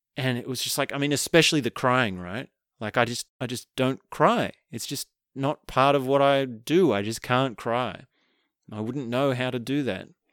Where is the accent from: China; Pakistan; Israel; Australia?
Australia